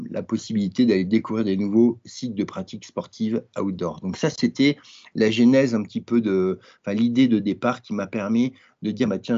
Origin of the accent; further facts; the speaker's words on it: Grenoble, Auvergne-Rhône-Alpes, France; J'ai un, nom breton, mais je suis né à Grenoble, dans les Alpes. Et quand j'étais petit, j'ai fait pas mal de ski